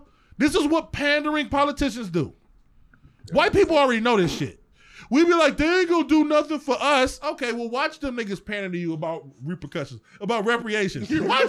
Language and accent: English; East Cleveland, Ohio, United States; I was there from East Cleveland.